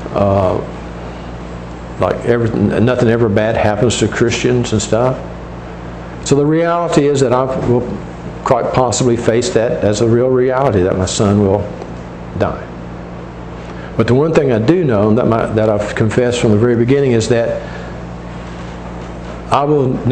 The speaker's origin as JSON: {"language": "English", "country": "United States", "said": "our citizenship as in the United States"}